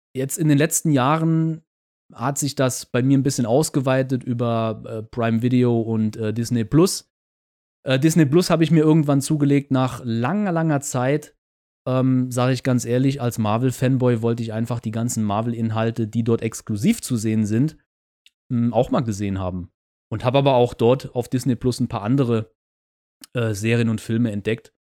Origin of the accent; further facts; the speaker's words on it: Germany; Als Deutscher